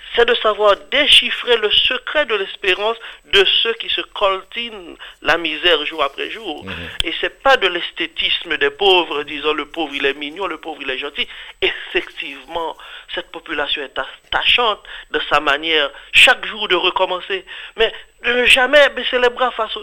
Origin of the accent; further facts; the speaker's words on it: Haiti; je suis haïtien d'origine